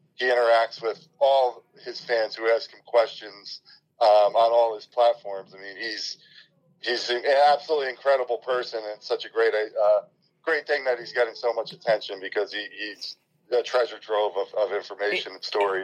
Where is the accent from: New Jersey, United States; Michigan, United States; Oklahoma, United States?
New Jersey, United States; I'm from North Jersey